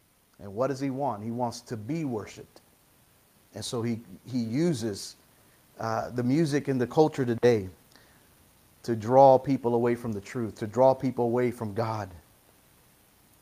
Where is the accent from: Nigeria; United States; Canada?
United States; I'm an American